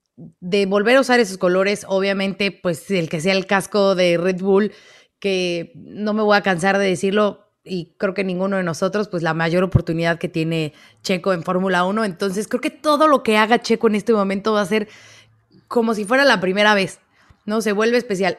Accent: Mexico; como mexicana

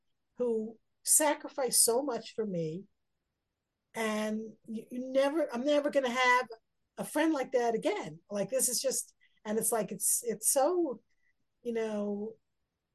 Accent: United States; I'm American

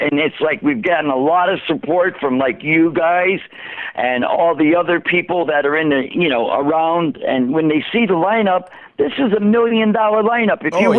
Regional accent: Woodbridge, Connecticut, United States; I grew up in Woodbridge.

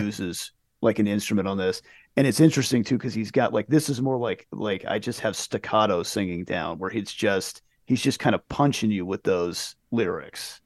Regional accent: United States; we grew up in America where there's a million things

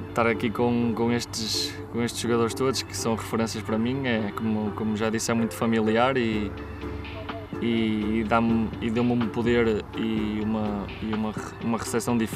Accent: Portugal; also born or lived in Porto; Eu sou de Portugal, vivo no Porto

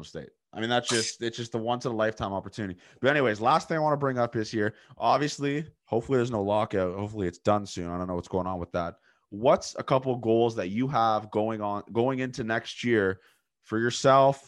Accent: Canada; being Canadian

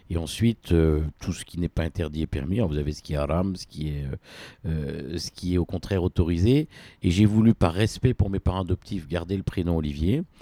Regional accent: Réunion, France; born there; en tout cas, je suis né à La Réunion, mon nombril est enterré à La Réunion

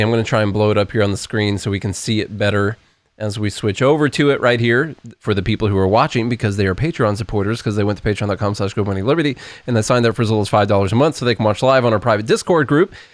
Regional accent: Southern Illinois, United States; now in Nashville, United States; couple of yahoos from Southern Illinois down here

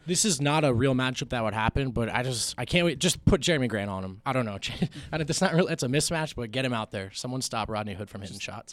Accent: New Jersey, United States; moved away; also born or lived in Los Angeles; I grew up in Jersey. I lived in L.A.

